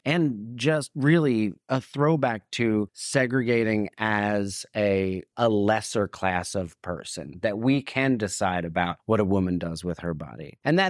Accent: New Jersey, United States; born or raised there

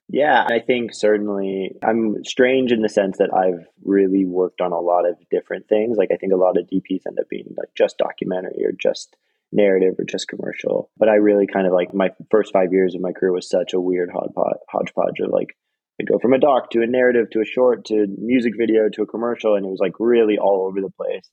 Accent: Toronto, Ontario, Canada; now in Los Angeles, United States; So I grew up in, in Toronto, Canada, and which was a really beautiful and wonderful and diverse place to grow up.

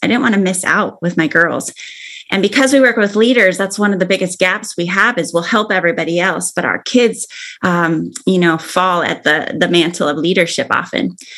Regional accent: Arizona, United States; now in Oregon, United States; I grew up in Arizona

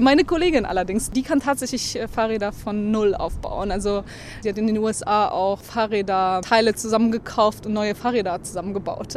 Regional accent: Berlin, Germany; moved away as an adult; now in Stockholm, Sweden; ich bin Berlinerin äh, und vor allen Dingen genieße ich hier die ganze Natur. Äh, ich kann mir nicht vorstellen, wieder zurück in diese volle, voll bebaute Stadt zu gehen, äh, wo ich eigentlich herkomme

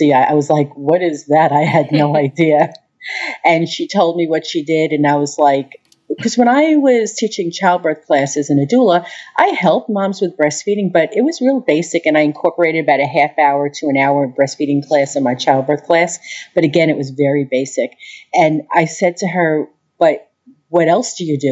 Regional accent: Long Island, New York, United States; moved away as an adult; now in Peoria, United States; I'm from Long Island

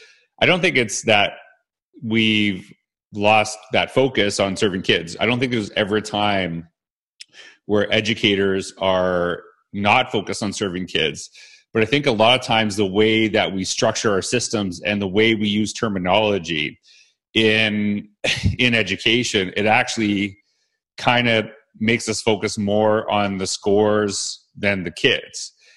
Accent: Canada; now Weston's from the United States, I'm from Canada

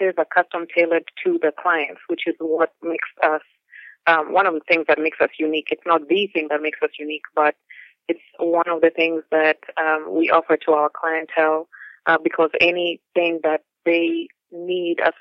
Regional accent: Nairobi, Kenya; moved away as an adult; now in Wisconsin, United States; I grew up in Nairobi and I came as a student

